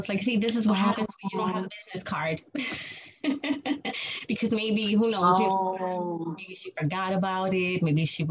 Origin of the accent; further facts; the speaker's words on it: New York City, New York, United States; I was born and raised in New York City. I'm still in New York